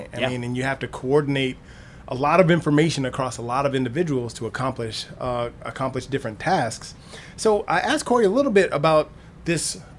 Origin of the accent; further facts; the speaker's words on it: the South, United States; I was raised in the South